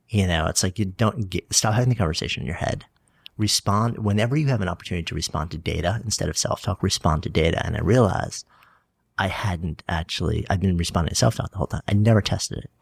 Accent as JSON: {"language": "English", "town": "Port Washington", "region": "New York", "country": "United States", "tie": "born or raised there", "lives_now": "New York City, United States", "said": "I grew up on, on Long Island, on a peninsula. I was East Egg from the Great Gatsby, Port Washington"}